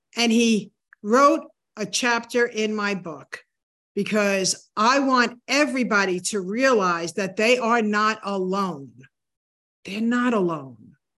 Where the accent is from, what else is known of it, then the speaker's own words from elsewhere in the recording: New Hampshire, United States; moved away; New Hampshire was my hometown